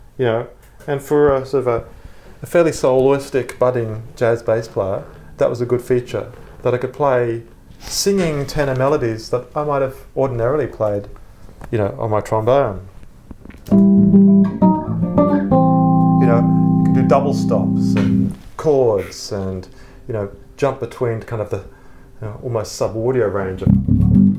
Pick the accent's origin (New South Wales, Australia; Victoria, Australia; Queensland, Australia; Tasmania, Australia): Queensland, Australia; Brisbane; I grew up in Brisbane from age of 5